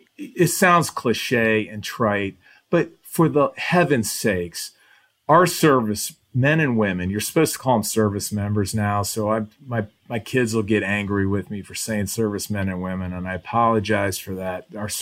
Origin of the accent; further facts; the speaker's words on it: Midwest, United States; you go in there because we're from the Midwest, right? The three of us are the same way.